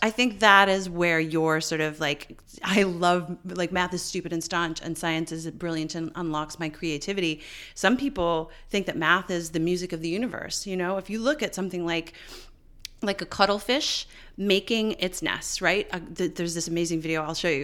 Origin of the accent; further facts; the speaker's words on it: Newfoundland and Labrador, Canada; I grew up in Newfoundland